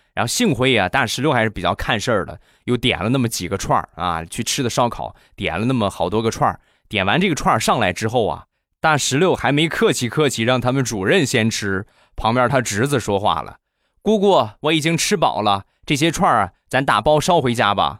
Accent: Rizhao, Shandong, China; 我们家乡的特产啊，去年，前年卖了两年的日照绿茶

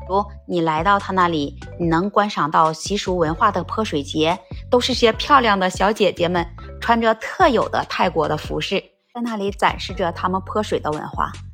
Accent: China; 我们中国人

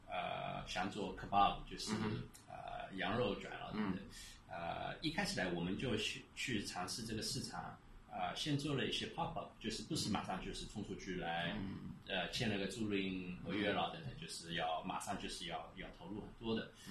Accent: Shanghai, China; 我我我一是觉得我我们上海人是东方的犹太人，

